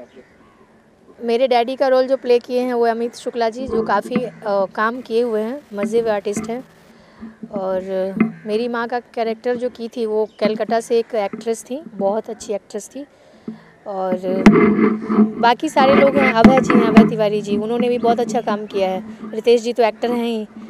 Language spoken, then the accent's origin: Hindi; Sitamarhi, Bihar, India; मैं प्रॉपर बिहार से हूँ बिहार में सीतामढ़ी से